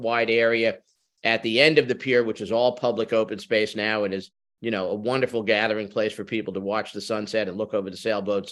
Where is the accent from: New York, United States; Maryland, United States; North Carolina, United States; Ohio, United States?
New York, United States; New York City; moved away as an adult; now in Sag Harbor, United States; I was born and raised in Manhattan, so I've always been a city kid